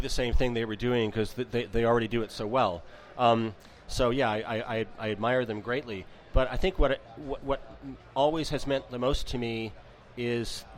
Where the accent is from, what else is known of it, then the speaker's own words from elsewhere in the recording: Armonk, New York, United States; moved away as an adult; also born or lived in San Francisco / Midwest; now in Girvan, United Kingdom; I grew up in New York State, about 35 miles northeast of New York City, a small town called Armonk